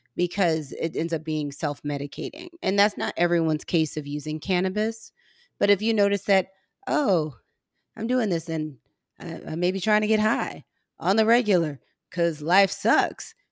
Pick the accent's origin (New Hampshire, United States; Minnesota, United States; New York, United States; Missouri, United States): Missouri, United States; I'm from Missouri